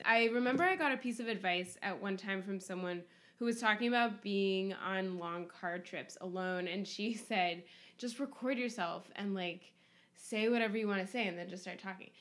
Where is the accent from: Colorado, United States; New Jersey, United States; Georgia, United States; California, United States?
California, United States; Berkeley; I grew up mostly in Berkeley